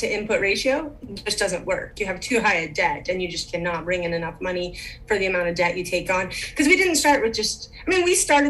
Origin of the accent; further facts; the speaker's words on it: Western South Dakota, United States; I am from Western South Dakota. We like to call it God's country out here. Gorgeous views, open country, more cows than people, kind of the way we like it. I grew up ranching.